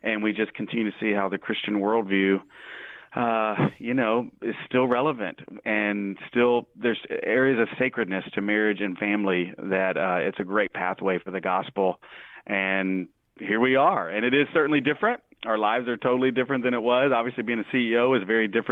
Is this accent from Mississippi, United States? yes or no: yes; Mississippi, United States; also born or lived in New York City; now in Little Rock, United States; I'm from Mississippi